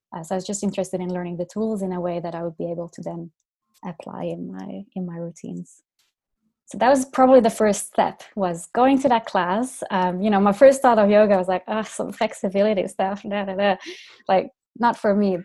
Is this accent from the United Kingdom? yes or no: no; Finland; now in Dublin, Ireland; I'm from Finland originally.